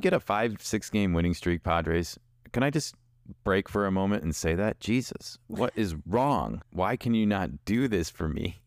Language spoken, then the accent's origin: English; Chicago, Illinois, United States; I'm from Chicago. I know N B C Sports because that's what I grew up with.